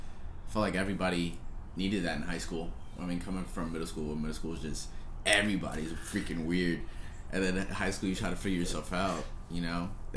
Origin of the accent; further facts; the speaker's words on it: Hawaii, United States; born there; moved away; Dude, I was born in Hawaii, never been back, and I need to.